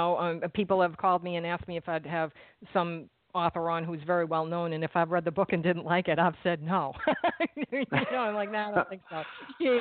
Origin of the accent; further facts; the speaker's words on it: Massachusetts, United States; now in New Jersey, United States; I'm from Massachusetts